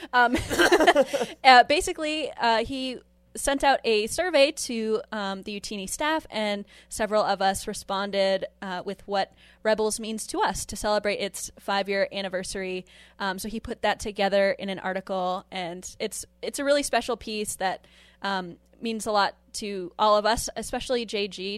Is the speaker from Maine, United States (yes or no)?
yes; Maine, United States; my hometown